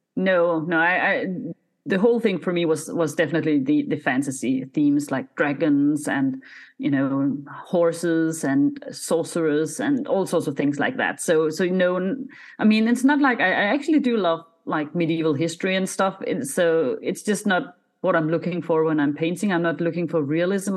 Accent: Denmark; first language Danish; English is a second language

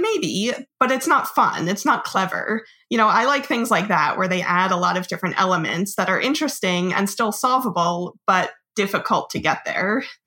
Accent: Monmouth County, New Jersey, United States; I'm from Central Jersey, like Monmouth County

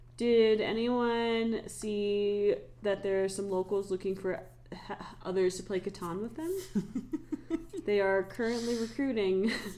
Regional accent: Summit Cove, Colorado, United States; growing up in Summit Cove

